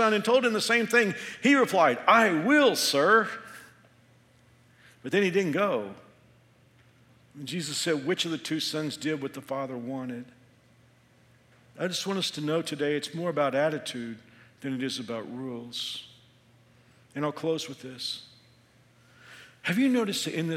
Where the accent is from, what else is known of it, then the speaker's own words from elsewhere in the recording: Texas, United States; moved away as an adult; now in Kansas, United States; I'm from Texas.